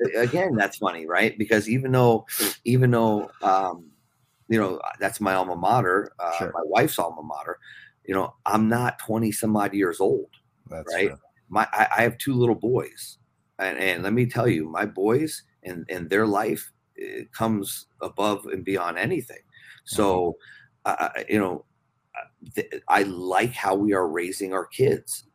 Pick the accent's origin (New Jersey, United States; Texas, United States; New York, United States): New Jersey, United States; moved away as an adult; also born or lived in Minnesota; now in Brookings, United States; growing up on the East Coast